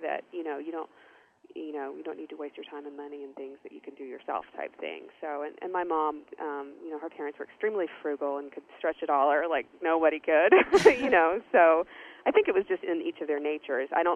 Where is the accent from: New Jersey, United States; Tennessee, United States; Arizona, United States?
Tennessee, United States; Knoxville; also born or lived in Chicago, Illinois; my family moved to Knoxville, Tennessee, which is 3 hours east of here, and again, a gorgeous part of the country to grow up